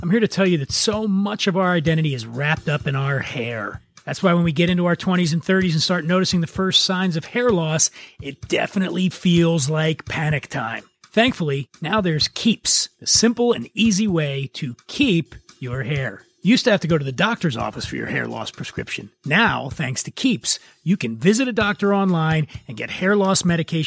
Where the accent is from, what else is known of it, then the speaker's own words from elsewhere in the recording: Philadelphia, Pennsylvania, United States; now in California, United States; I grew up in Philly